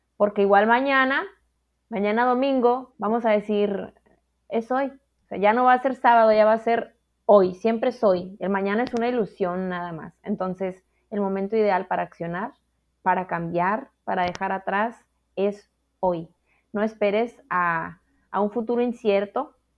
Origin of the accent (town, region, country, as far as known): Mexico